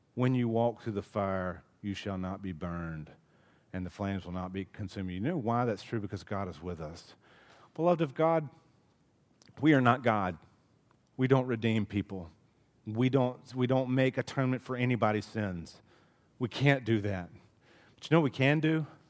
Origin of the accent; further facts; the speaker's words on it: Dothan, Alabama, United States; growing up in Dothan, Alabama